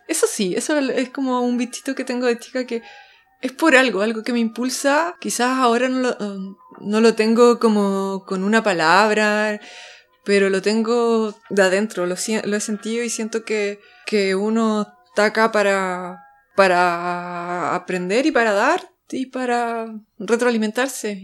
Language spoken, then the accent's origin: Spanish; Chile; moved away as an adult; como era chilena